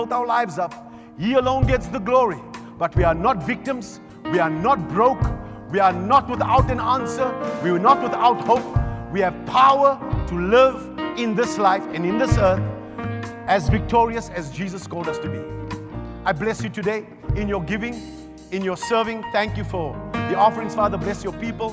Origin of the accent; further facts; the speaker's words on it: Johannesburg, Gauteng, South Africa; also born or lived in Riverlea; I grew up in Cori, but I was born in Rivoli